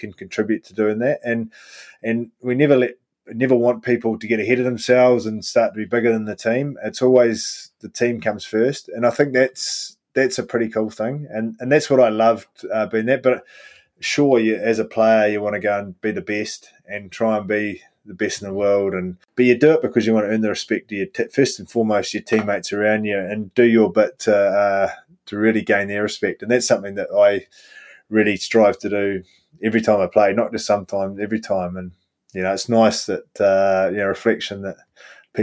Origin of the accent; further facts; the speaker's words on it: New Zealand; That always makes me proud as a Kiwi